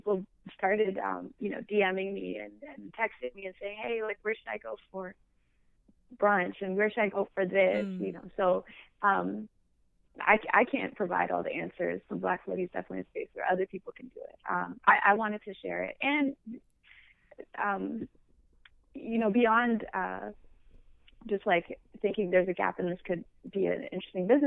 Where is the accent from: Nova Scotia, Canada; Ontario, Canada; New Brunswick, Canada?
Ontario, Canada; Windsor; moved away as an adult; also born or lived in Michigan / Toronto; I'm from Canada. I'm Ethiopian, but I was born in Canada and raised there. But I was born in a city, funny enough, that is right on the border to the state, right next to Detroit.